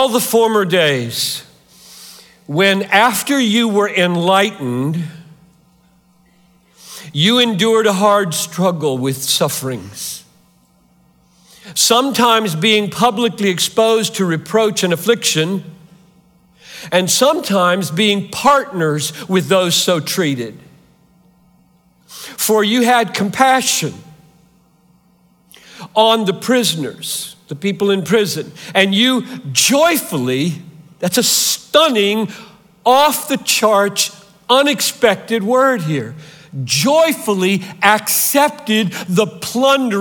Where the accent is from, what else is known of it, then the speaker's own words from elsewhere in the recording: Greenville, South Carolina, United States; moved away; I grew up 3 hours from here in Greenville, South Carolina. I'm a Southerner by birth